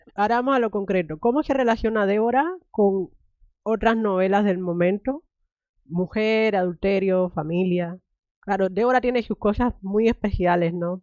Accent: Cuba; moved away; me crié en Cuba

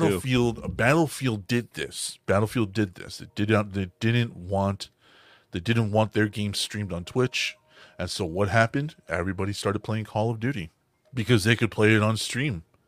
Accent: the South, United States; we're from the South

